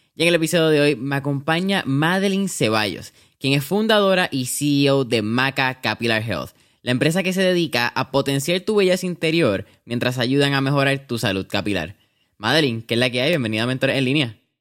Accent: Puerto Rico; aquí como puertorriqueños

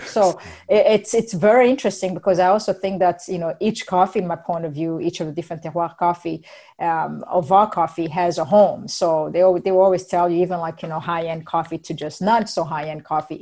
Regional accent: Burundi; moved away; I'm from Burundi first and foremost

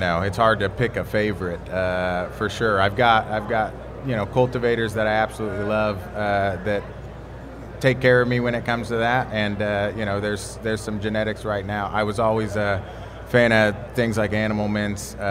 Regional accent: Texas, United States; From Texas

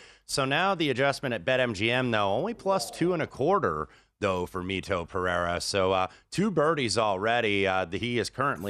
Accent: Indianapolis, Indiana, United States; I'm an Indianapolis guy, and I stand for my hometown.

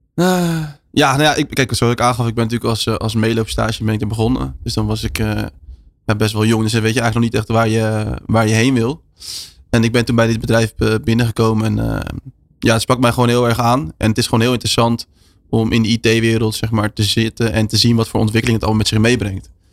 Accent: Netherlands; wij als Nederlanders

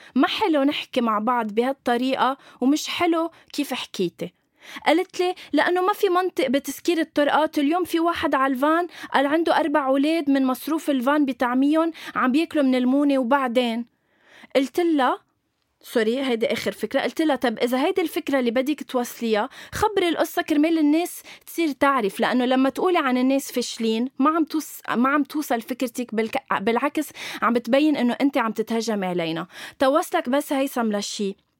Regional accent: Lebanon; علم بلدي

